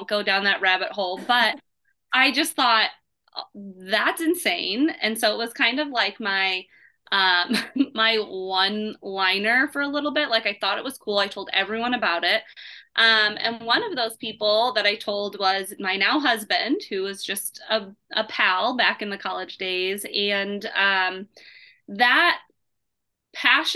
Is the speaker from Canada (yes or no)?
no; Indiana, United States; also born or lived in Seattle, Washington; I was born in Seattle, but mainly raised in Indiana